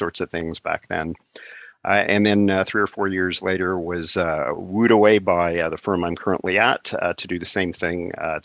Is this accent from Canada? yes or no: yes; Montreal, Quebec, Canada; born and raised in Montreal.